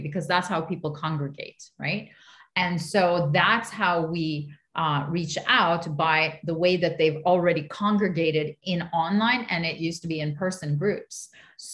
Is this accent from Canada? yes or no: yes; Montreal, Quebec, Canada; I'm the child of immigrants, but I was born in Montreal. So I was born here